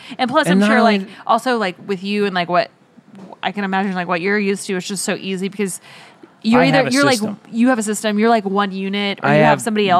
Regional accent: Oklahoma, United States; moved away; also born or lived in California; he like knew that I was from Oklahoma.

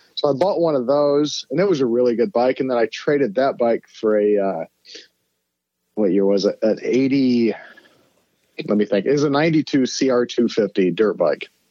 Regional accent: Fort Wayne, Indiana, United States; moved away as an adult; also born or lived in Oakland, California; we grew up in Fort Wayne, Indiana, in the Midwest

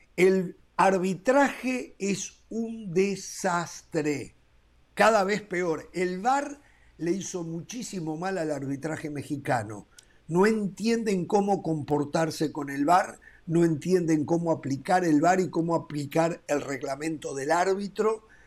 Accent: Uruguay; En mi país, un país de 3.300.000 habitantes

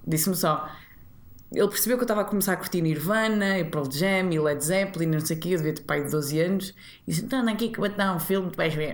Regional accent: Maia, Norte, Portugal; accent: nortenha; moved away as an adult; also born or lived in Matosinhos / Porto / Vila Real; now in Lisbon, Portugal; eu nasci em Matozinhos, depois fomos para a Maia, ok. Mas depois na Maia eu não queria estudar mais na Maia.

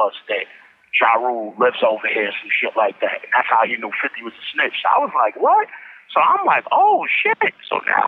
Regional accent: New York City, New York, United States; I'm from the East New York, we don't come from the culture of promoting that type of shit

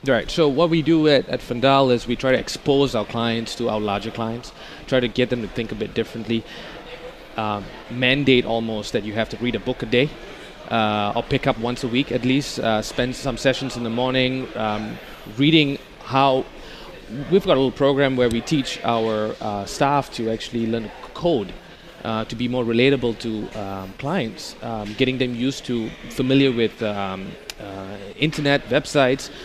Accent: Amsterdam, North Holland, Netherlands; I'm from Amsterdam

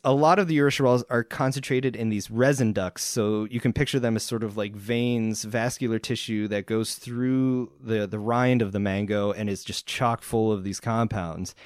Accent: East Coast, United States; I grew up on the East Coast

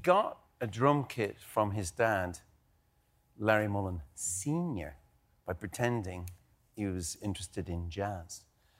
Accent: Ireland; Because I'm Irish and I can do what I want, all right.

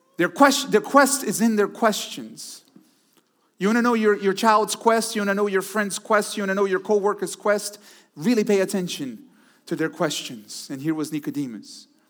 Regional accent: Brazil; also born or lived in Houston, Texas, United States; now in Connecticut, United States; Originally, I was born in Brazil, but lived in Texas for quite some time

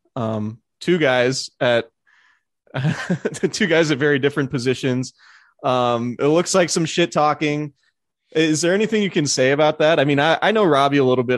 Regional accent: Santa Rosa, California, United States; Santa Rosa, part of the seven oh seven

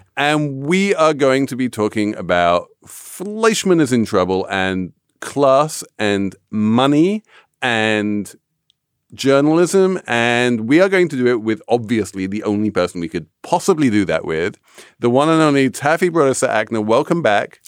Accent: England, United Kingdom; as an Englishman

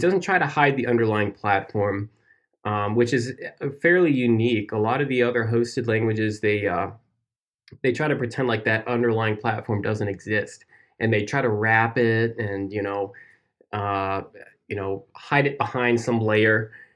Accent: United States; my home state's beer

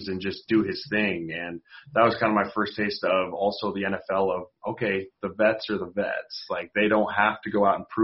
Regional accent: Denver, Colorado, United States; So I'm from Denver. I grew up watching Philip Rivers throw to Antonio Gates, beating the Broncos and getting pissed about it.

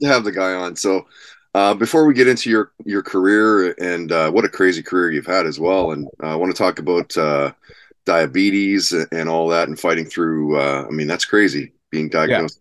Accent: Kitimat, British Columbia, Canada; also born or lived in Vancouver; the year that I moved away from Vancouver to uh, up north, up to Kitimat

